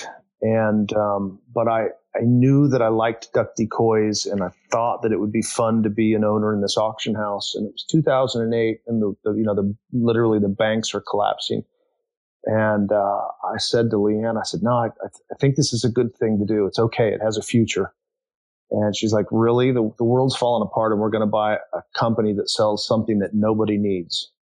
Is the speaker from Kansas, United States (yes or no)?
yes; Topeka, Kansas, United States; moved away as an adult; also born or lived in Ohio / Michigan; I grew up in Topeka, Kansas